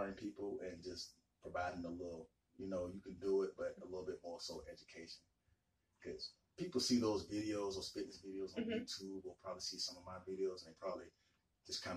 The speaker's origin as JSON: {"language": "English", "town": "Decatur", "region": "Georgia", "country": "United States", "tie": "born or raised there", "said": "I've born and raised in Atlanta. I grew up around here in DeKalb County in Decatur"}